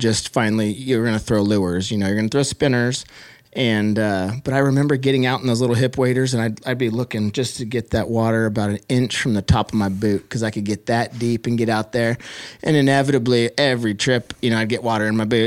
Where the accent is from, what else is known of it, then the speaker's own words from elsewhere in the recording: Oregon coast, United States; growing up on the Oregon coast